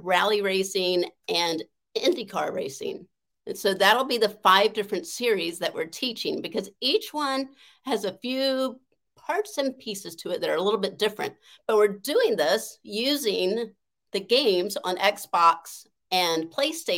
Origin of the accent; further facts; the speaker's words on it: the South, United States; I grew up in the South where girls were not supposed to have a voice